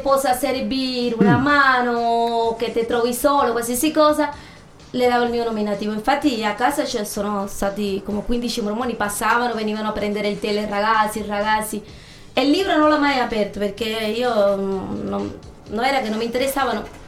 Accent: Cuba; Italian is a second language; now in Ascoli Piceno, Italy; Io sono cubana

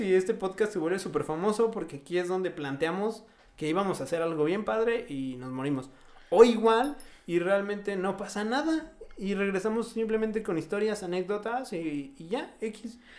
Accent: Mexico City, Mexico; moved away; also born or lived in Morelos, Mexico; ambos éramos de la Ciudad de México, emigrando a otro estado

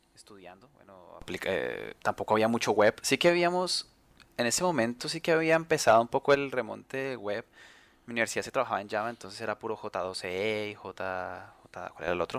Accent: Colombia; now in Spain; aquí en España, que es donde conozco además de donde, de donde soy, que es Colombia

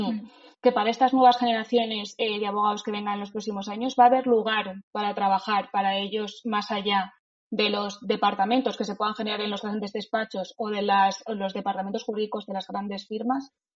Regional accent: Madrid, Community of Madrid, Spain; Soy madrileña de nacimiento y de sentimiento

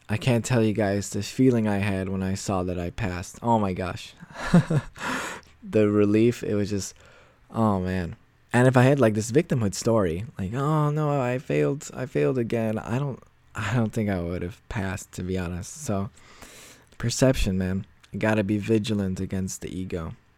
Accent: United States; moved away as an adult; now in Poland; I was born and raised in the States.

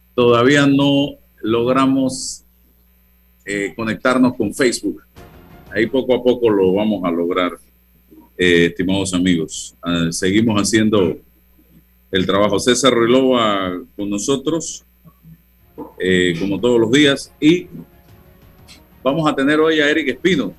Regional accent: Panama; soy panameño, soy ciudadano, soy periodista

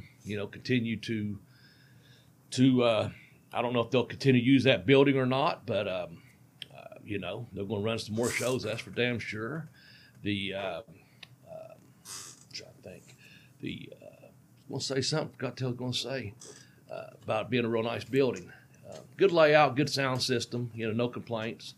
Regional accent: United States; accent: hillbilly

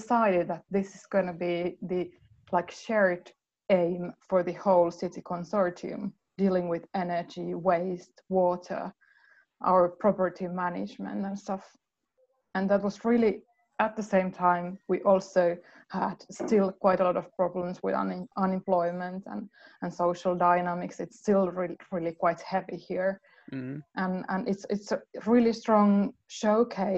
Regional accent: Helsinki, Uusimaa, Finland; moved away as an adult; now in Lahti, Finland; I'm from the Helsinki area originally, and I moved here late 1990s.

